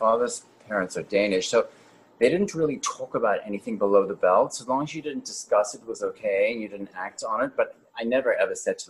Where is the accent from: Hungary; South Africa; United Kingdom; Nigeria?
South Africa; Cape Town, Western Cape; moved away; also born or lived in Johannesburg, South Africa; I was born in Johannesburg, South Africa, and I grew up in Cape Town, and then I went back to Johannesburg to finish my high school.